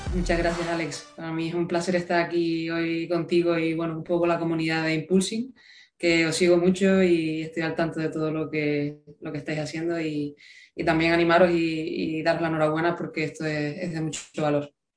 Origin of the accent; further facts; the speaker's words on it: Gran Canaria, Canary Islands, Spain; moved away as an adult; now in Seville, Spain; yo soy de Gran Canaria